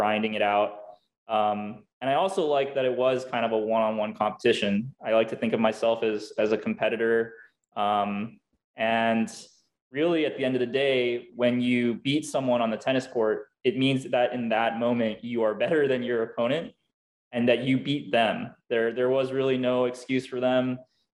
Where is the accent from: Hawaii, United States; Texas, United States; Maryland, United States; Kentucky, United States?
Hawaii, United States; I was born and raised in Hawaii